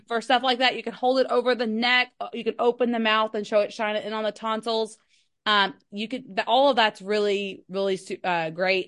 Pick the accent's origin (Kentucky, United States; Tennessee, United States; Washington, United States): Kentucky, United States; I'm from Kentucky